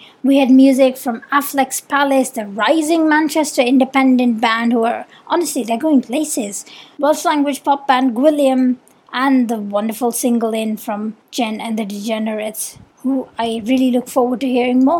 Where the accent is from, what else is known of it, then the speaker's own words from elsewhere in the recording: India; accent: Indian; now in Mumbai, India; I'm Indian and I've been doing the show remotely from Mumbai this year